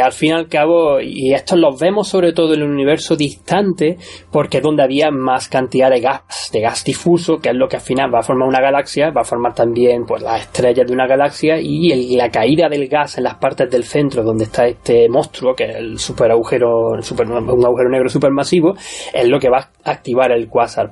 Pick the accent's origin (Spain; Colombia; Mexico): Spain; Córdoba, Andalusia; now in Australia; con este acento soy nacido en Córdoba